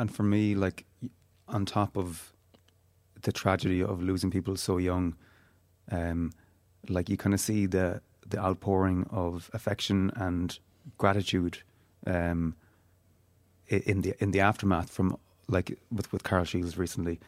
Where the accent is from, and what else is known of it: Galway, Connacht, Ireland; born or raised there; also born or lived in Donegal